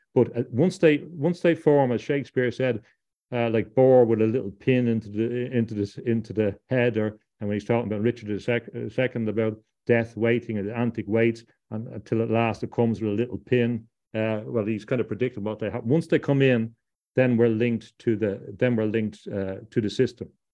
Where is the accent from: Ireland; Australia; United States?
Ireland; also born or lived in London; I come from Ireland